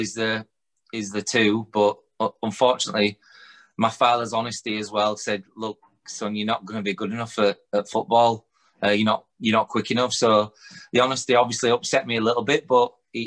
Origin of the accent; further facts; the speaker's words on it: Huddersfield, Yorkshire and the Humber, United Kingdom; I'm born and raised in Huddersfield